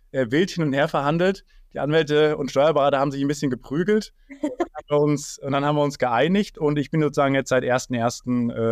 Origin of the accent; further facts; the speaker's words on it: Erfurt, Thuringia, Germany; also ich komme tatsächlich nicht aus Kassel, sondern aus Erfurt und da ist auch immer noch mein Lebensmittelpunkt.